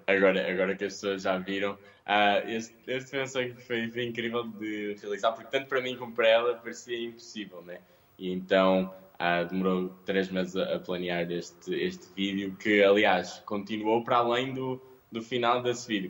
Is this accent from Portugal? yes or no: yes; Porto, Norte, Portugal; sou um rapaz, sou do Porto